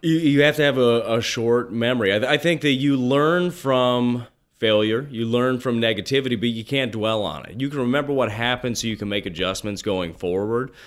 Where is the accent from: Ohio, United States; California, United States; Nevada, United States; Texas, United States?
Nevada, United States; Las Vegas; I grew up in Las Vegas